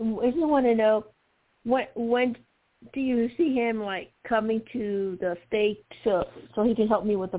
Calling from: Arizona, United States; It's been quite many months that I call you, Arizona.

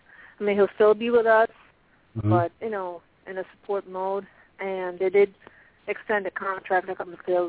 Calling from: Pennsylvania, United States; I'm calling from Pennsylvania.

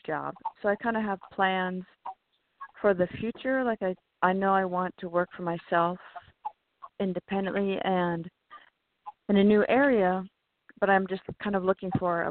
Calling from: California, United States; I am calling from California

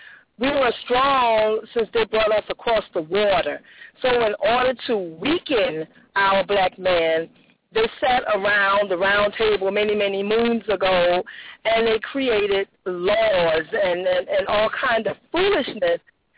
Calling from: Jacksonville, United States; I'm calling from Jacksonville.

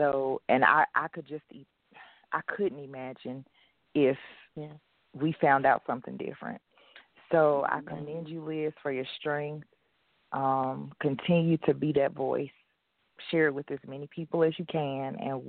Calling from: Winston-Salem, North Carolina, United States; I'm calling from Winston-Salem, North Carolina.

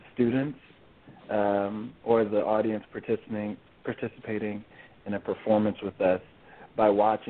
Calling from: Seattle, Washington, United States; also born or lived in Denver; I wish I was calling in from there, but no, I'm calling in from Seattle, Washington, actually.

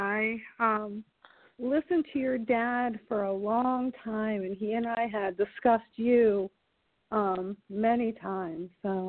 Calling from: South Carolina, United States; I'm calling from South Carolina.

